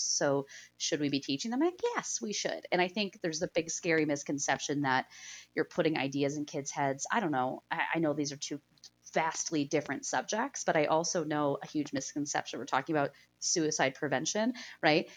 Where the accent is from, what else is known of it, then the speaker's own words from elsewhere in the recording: Pennsylvania, United States; I grew up in Pennsylvania, I grew up in a small town